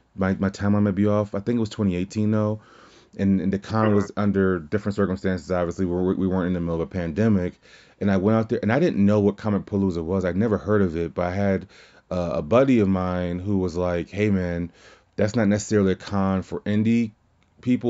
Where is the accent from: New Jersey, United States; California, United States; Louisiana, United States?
Louisiana, United States; moved away; I'm from Louisiana originally